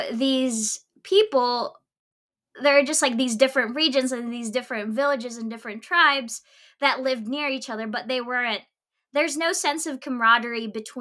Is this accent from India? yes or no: no; Philippines; growing up in the Philippines